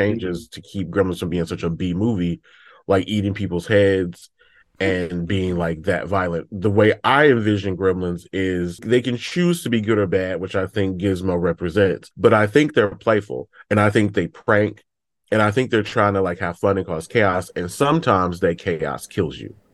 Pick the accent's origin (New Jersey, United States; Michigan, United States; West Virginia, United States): Michigan, United States; Detroit; I'm from Detroit